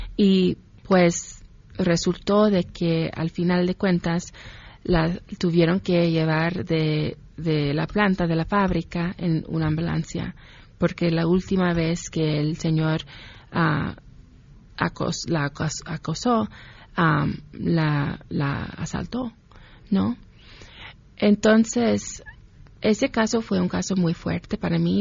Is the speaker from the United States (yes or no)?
yes; Ohio, United States; also born or lived in Mexico City, Mexico; now in Mexico; campesinos y campesinas en mi pueblo, en Ohio